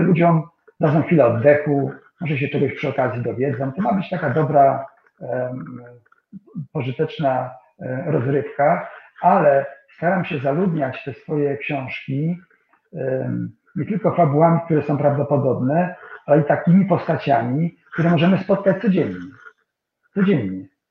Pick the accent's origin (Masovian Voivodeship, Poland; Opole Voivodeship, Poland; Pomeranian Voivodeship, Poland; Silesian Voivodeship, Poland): Pomeranian Voivodeship, Poland; Kwidzyn; moved away; mojego rodzinnego miasta